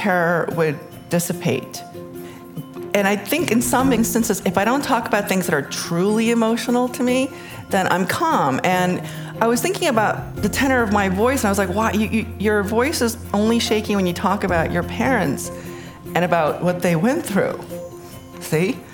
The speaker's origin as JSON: {"language": "English", "town": "New York City", "region": "New York", "country": "United States", "tie": "born or raised there", "also_born_or_lived": "Seoul, South Korea", "first_language": "Korean", "second_language": "English", "said": "In 1976, my mother, my father, my 2 sisters, and I immigrated to the United States. And I was 7. And we moved from Seoul to New York City"}